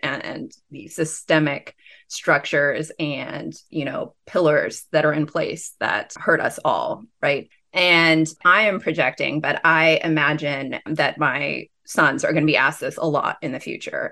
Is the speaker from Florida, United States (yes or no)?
no; Pasadena, California, United States; I grew up in Pasadena